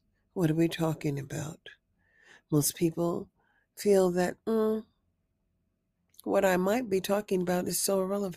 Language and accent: English; United States; also born or lived in Nevada; we are Americans